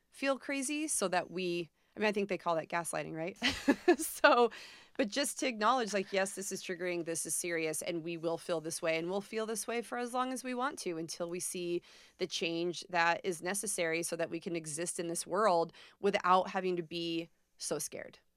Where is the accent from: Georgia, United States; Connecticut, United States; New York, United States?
New York, United States; moved away; I'm from New York originally